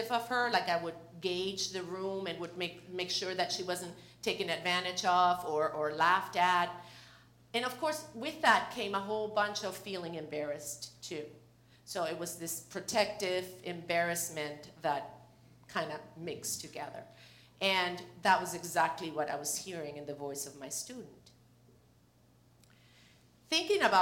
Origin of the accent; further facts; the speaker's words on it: Venezuela; moved away; I'm from Venezuela.